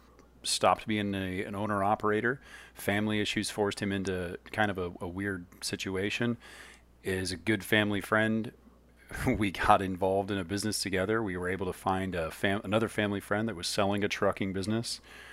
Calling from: Lemoore, California, United States; I'm calling in from Lemoore, California.

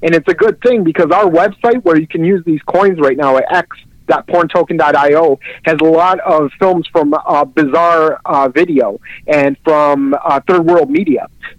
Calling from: El Monte, California, United States; I'm calling from El Monte, California, which is in East Los Angeles

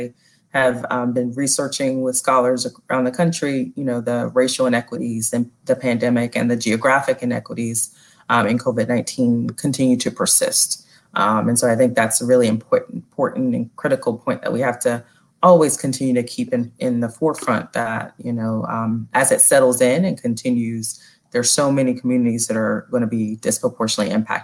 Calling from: Philadelphia, Pennsylvania, United States; also born or lived in North Carolina; So I'm calling in from Philadelphia, still here and have been here for quite some time. Briefly went home to North Carolina at the beginning of the pandemic, but now back in Philly.

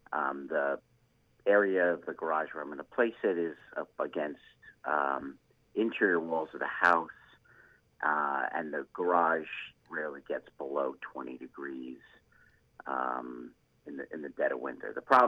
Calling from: Deerfield, Illinois, United States; I'm calling from Deerfield, Illinois, just down the road from the Chicago Botanic Garden.

